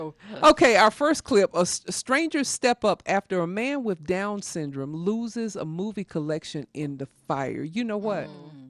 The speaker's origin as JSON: {"language": "English", "region": "South Carolina", "country": "United States", "tie": "born or raised there", "said": "when I was growing up in South Carolina"}